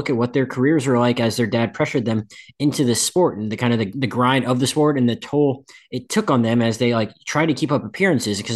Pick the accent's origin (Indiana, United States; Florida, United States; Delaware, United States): Florida, United States; but hard to avoid uh, living uh, growing up in Central Florida.